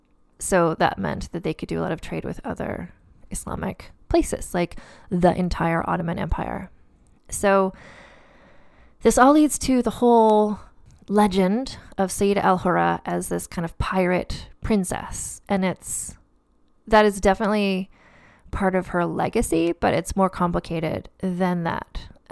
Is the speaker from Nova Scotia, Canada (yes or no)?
yes; Nova Scotia, Canada; So I grew up in Nova Scotia, so I know a lot about privateers because that's like the entire basis of the tourism industry in Nova Scotia.